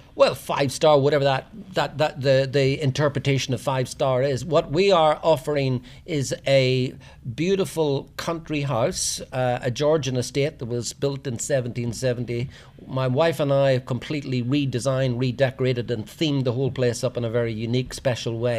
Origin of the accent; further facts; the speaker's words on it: Tyrone, Northern Ireland, United Kingdom; moved away as an adult; also born or lived in Australia / Asia; now in Kinsale, Ireland; I'm from Tyrone originally, um, but I left Ireland 35, 40 years ago